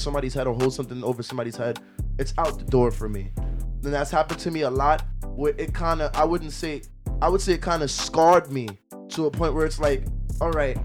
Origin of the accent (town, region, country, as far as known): Jamaica; accent: Jamaican; moved away